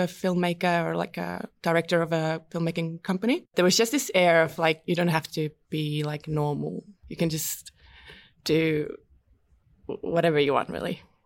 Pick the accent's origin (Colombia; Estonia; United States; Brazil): Estonia; also born or lived in London; now in Melbourne, Australia; I found this course where I grew up in Estonia at the Baltic Film and Media School